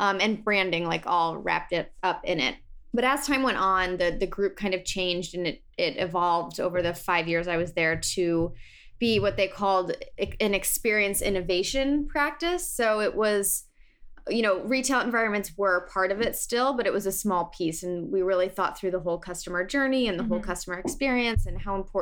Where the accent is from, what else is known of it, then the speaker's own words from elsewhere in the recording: St. Louis, Missouri, United States; moved away as an adult; also born or lived in Cincinnati, Ohio / New York City; I'm originally from St. Louis, Missouri, good old Midwest. And I, you know, grew up always being creative.